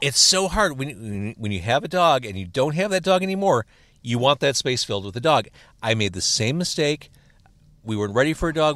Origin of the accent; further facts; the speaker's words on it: Midwest, United States; here in the Midwest, we grow up listening to Classic